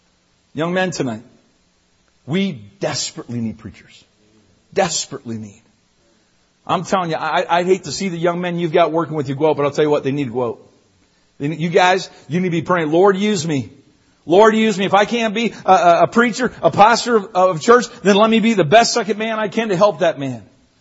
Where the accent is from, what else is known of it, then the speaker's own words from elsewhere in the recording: Newfoundland and Labrador, Canada; People ask all the time, are you from the States? I'm not. I'm from Newfoundland.